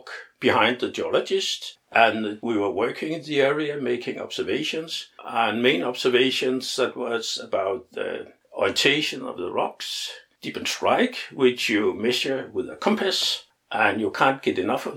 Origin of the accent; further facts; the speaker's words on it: Copenhagen, Capital Region of Denmark, Denmark; I was born here in Copenhagen in 1942